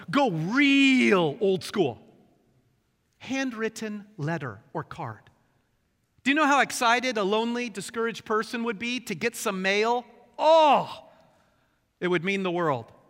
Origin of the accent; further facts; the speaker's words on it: Bremerton, Washington, United States; also born or lived in Portland, Oregon; I grew up in Bremerton, and the street above ours was the legendary Candy Cane Lane. Nineteen years of enjoying Candy Cane Lane